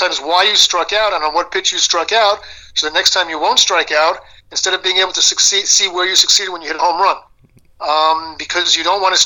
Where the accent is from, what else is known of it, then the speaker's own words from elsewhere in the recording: New York, United States; now in Israel; as a New Yorker